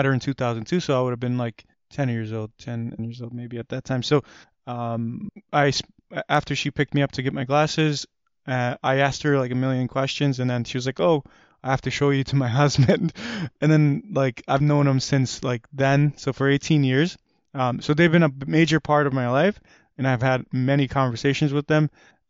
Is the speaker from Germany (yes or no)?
no; Afghanistan; now in United States; When we came from Afghanistan, there was a church that was the church, it was because of the church that we got the refugee resettlement in.